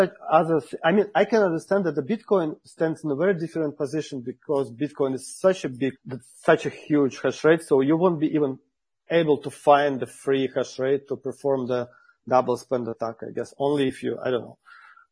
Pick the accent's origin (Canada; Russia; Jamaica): Russia; I'm from Russia.